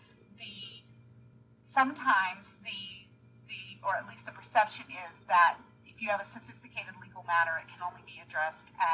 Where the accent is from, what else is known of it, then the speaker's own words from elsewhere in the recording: North Carolina, United States; moved away; I'm a North Carolina girl